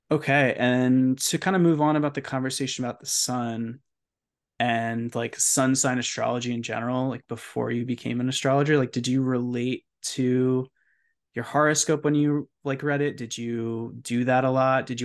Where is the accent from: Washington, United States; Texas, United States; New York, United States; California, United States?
California, United States; also born or lived in Baltimore, United States; growing up in California where like have I've spent time in California, yeah, you just don't have to deal with the winter in the same way.